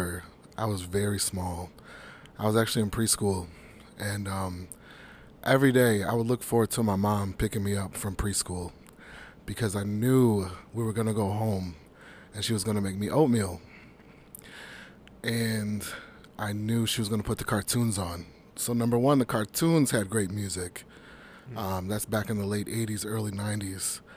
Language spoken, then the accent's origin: English; Midwest, United States; I'm born and raised in the Midwest